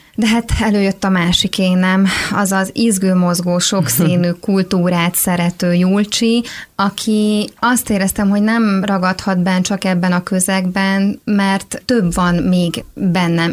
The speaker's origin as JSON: {"language": "Hungarian", "town": "Tekenye", "region": "Zala", "country": "Hungary", "tie": "born or raised there", "moved": "as an adult", "lives_now": "Budapest, Hungary", "said": "a faluban, ahonnan származom, Tekenyéről."}